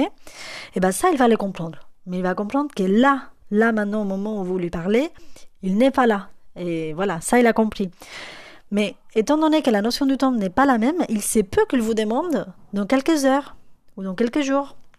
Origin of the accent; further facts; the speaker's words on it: Spain; French is a second language; moved away; je suis espagnole